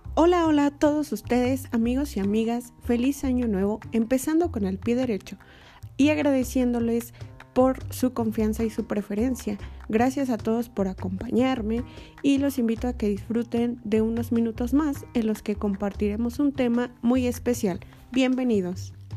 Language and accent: Spanish; Toluca, State of Mexico, Mexico; Soy originaria de Toluca, Estado de México